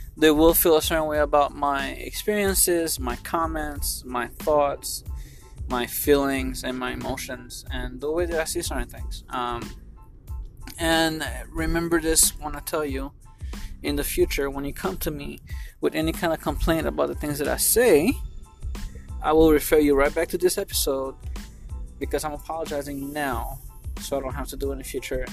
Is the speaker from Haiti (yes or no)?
yes; Haiti; growing up in Haiti I was afraid of going to school every morning